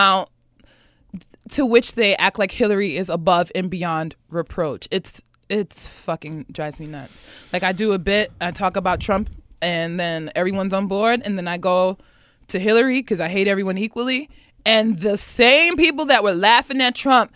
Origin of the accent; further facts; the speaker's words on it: United States; I'm American, but I'm also a black woman